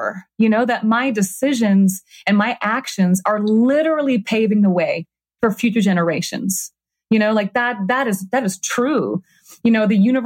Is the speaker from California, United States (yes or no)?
no; Minnesota, United States; moved away; also born or lived in New York / Los Angeles; I grew up in Minnesota in nature all the time.